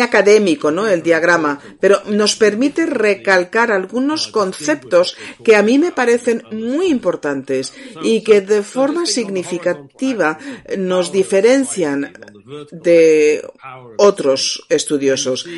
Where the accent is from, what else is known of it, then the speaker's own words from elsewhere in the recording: England, United Kingdom; yo soy inglés